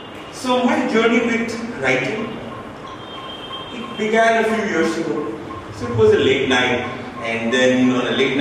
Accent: Ranchi, Jharkhand, India; I'm from Jharkhand, I'm from Ranchi.

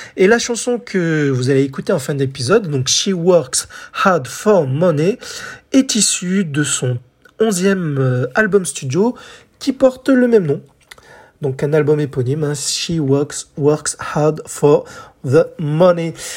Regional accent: France; chez nous en France

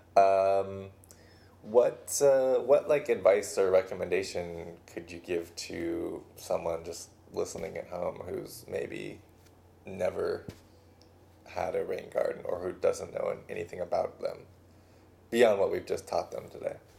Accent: Pasadena, California, United States; my hometown uh, Pasadena

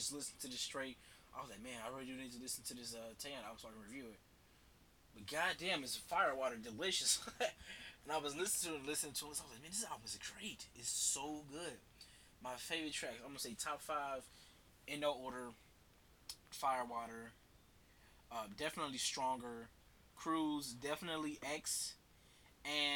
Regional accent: United States; I'm American

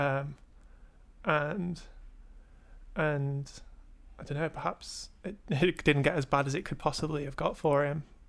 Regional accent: England, United Kingdom

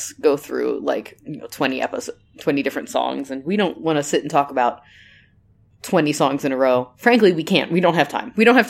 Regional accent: United States; We're the American couple.

